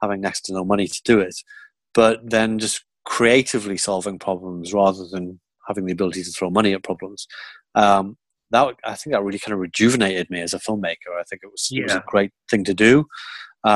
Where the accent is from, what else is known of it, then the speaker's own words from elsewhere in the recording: Geordie, North East England, United Kingdom; accent: Geordie; you're a Geordie. And I'm Geordie